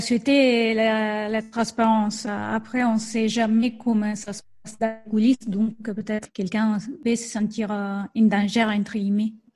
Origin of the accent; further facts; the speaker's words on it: Rome, Lazio, Italy; French is a second language; moved away; c'est ma ville natale